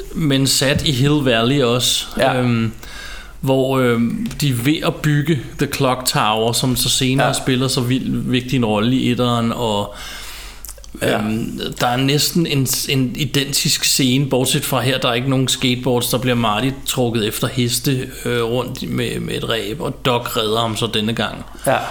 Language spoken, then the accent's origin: Danish; Ballerup, Capital Region of Denmark, Denmark; jeg voksede op ude i Ballerup